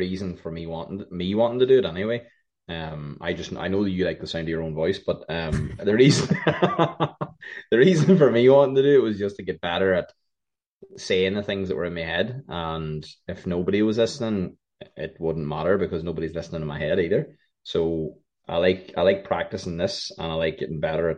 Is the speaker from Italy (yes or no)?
no; Ireland; I'm an Irish man